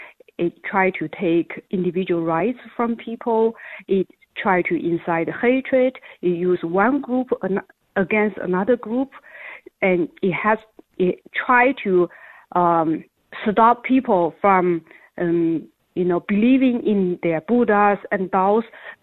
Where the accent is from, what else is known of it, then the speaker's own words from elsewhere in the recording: China; now in United States; when I was growing up in China. And that's very sad. We immigrated here.